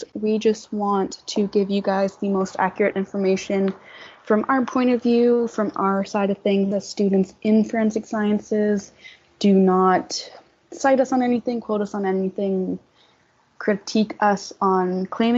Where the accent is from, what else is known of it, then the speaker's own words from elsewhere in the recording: Ontario, Canada; I grew up a couple towns over from where he commit his crimes